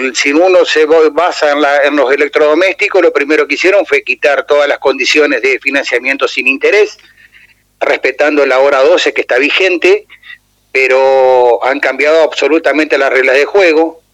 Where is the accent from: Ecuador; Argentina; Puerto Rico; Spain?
Argentina; Entre Ríos; nos toca transitar y vivir como entrerrianos